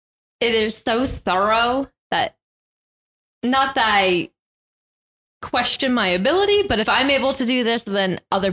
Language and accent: English; United States; especially if you're American, because as an American